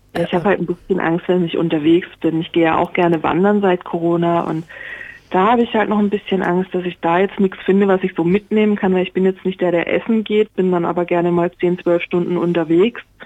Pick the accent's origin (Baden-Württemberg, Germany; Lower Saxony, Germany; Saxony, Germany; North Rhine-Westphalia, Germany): Baden-Württemberg, Germany; moved away; also born or lived in Swabia; Also ich bin eigentlich Badenerin und wohne aber schon lange im Schwabenland